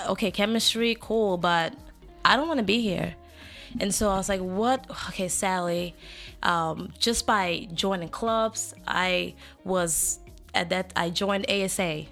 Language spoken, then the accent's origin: English; Limbe, Southwest Region, Cameroon; moved away; I am from Cameroon